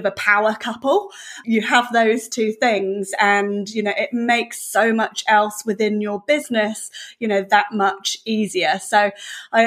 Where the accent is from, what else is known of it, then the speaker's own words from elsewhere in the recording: Devon, South West England, United Kingdom; moved away as an adult; now in New Zealand; I'm from the UK, so yeah, I'm from Devon in the UK, and so all my family are still over there. So I came to New Zealand, gosh, well, about 16, 17 years ago or so now.